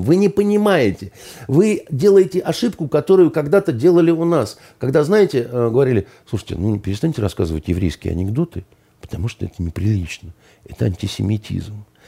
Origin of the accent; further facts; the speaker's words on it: Russia